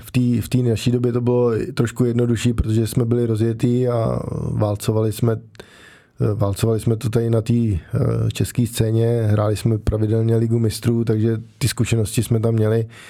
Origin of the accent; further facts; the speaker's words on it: Prague, Czechia; já jsem vlastně od malička bydlel v Praze